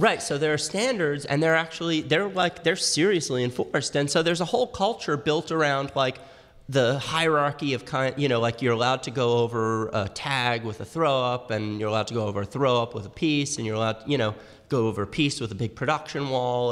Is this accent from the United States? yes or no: yes; New York City, New York, United States; I grew up in Manhattan